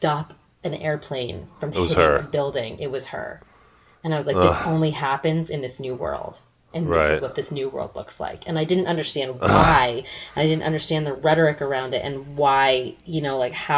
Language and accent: English; United States; moved away; also born or lived in London; I'm American